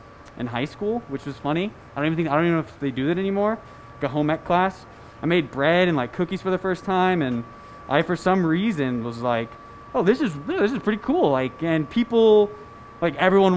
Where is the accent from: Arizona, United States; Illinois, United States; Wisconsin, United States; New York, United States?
Arizona, United States; Scottsdale; now in Denver, United States; I'm from Scottsdale, Arizona.